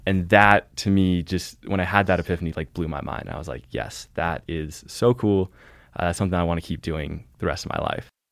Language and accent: English; Olympia, Washington, United States; moved away as an adult; also born or lived in Boston; now in Montana, United States; I was born in Boston, uh, where my parents were at grad school and then had some jobs and, uh, grew up mostly in Olympia, Washington